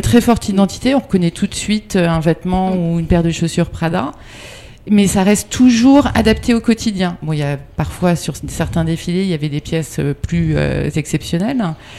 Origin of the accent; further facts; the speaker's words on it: near Agon-Coutainville, Normandy, France; moved away; also born or lived in Brittany; je suis née en Normandie, pas loin d'Agon-Coutainville